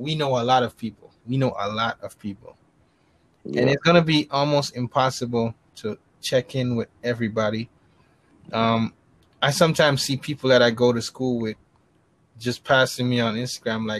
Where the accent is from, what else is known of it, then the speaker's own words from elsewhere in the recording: New York City, New York, United States; I'm in the Bronx, New York